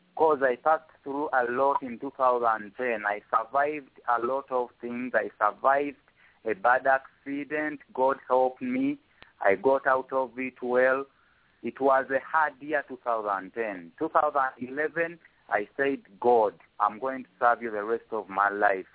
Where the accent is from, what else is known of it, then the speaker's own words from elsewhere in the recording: Uganda; first language Luganda; English is a second language; my native language, Luganda